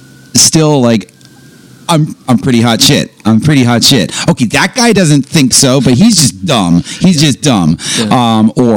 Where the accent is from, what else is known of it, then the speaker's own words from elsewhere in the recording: New York, United States; I'm a New Yorker.